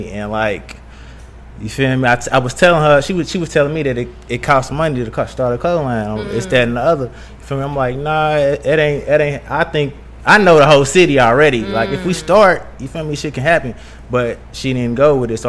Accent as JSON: {"language": "English", "town": "Louisville", "region": "Kentucky", "country": "United States", "tie": "born or raised there", "also_born_or_lived": "Atlanta, Georgia", "moved": "as an adult", "said": "I'm from Louisville, Kentucky"}